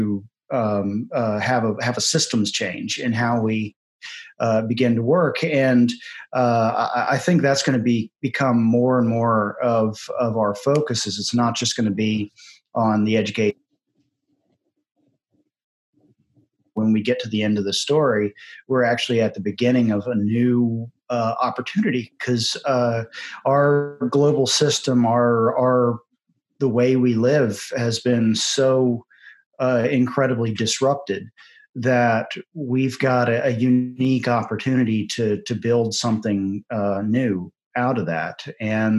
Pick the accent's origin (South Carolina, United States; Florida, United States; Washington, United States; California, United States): South Carolina, United States; Charleston; I'm a Charleston native, born and raised, and have just moved back here full time